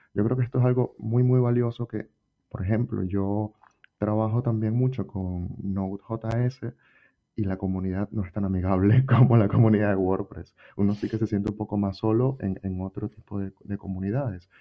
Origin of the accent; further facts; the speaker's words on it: Venezuela; moved away as an adult; now in Spain; Yo soy venezolano